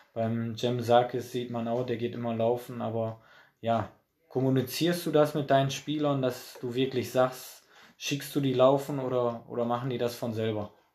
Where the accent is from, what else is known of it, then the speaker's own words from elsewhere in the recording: Oberhausen, North Rhine-Westphalia, Germany; weil Altstein ist halt auch mein Heimatverein. Äh, da bin ich groß geworden auf, auf der Asche und äh, ja, Oberhausen halt auch